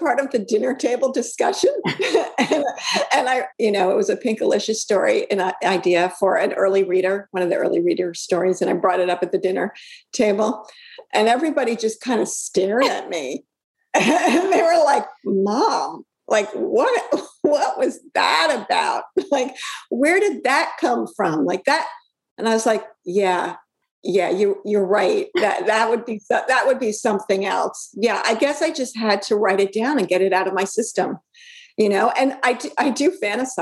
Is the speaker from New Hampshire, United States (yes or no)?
no; Brooklyn, New York, United States; I grew up in Brooklyn